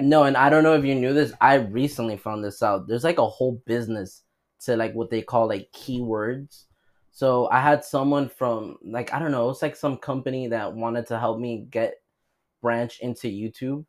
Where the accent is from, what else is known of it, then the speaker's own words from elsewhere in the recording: United States; as an American